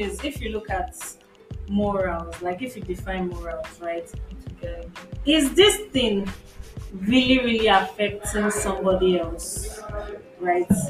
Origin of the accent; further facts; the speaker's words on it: Nigeria; as a Nigerian